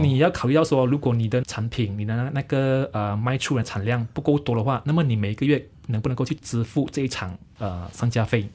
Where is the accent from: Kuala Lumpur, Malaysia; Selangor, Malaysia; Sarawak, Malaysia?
Selangor, Malaysia; 我是来自这一个丹龙寺坝，丹江寺坝新庄十八新村。嗯。它其实是位于在这个雪兰莪州最南部的一个小镇